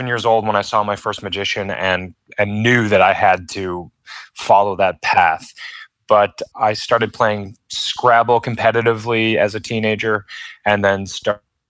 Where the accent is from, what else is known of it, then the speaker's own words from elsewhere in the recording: Rochester, New York, United States; I'm from Rochester, New York